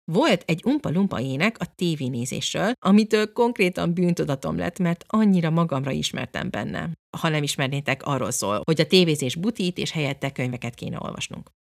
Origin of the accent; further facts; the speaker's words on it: England, United Kingdom; moved away; én, mint egy kilencvenes évek első felében cseperedő kislány Angliában, konkrétan ezeken nőttem fel